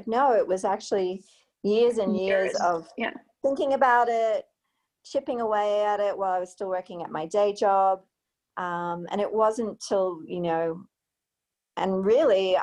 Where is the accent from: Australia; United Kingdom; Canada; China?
Australia; Queensland; now in Colorado, United States; one region of Queensland, which is my home state in Australia